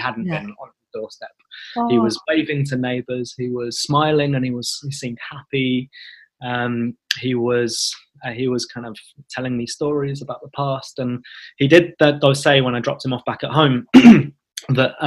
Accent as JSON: {"language": "English", "region": "London", "country": "United Kingdom", "tie": "born or raised there", "said": "the community that I was born and raised in North London"}